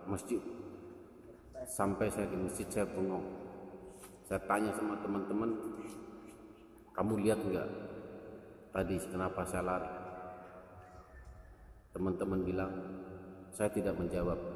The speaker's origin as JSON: {"language": "Indonesian", "town": "Brebes", "region": "Central Java", "country": "Indonesia", "tie": "born or raised there", "said": "sekitar tahun 1974 di kampung saya Desa Limbangan Wetan, Kecamatan Brebes, Kabupaten Brebes. RT 02 RW 06"}